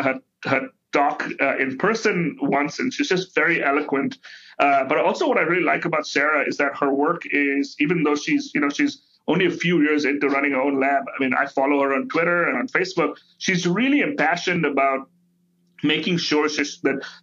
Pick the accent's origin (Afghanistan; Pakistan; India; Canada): India; now in United States; I grew up in India.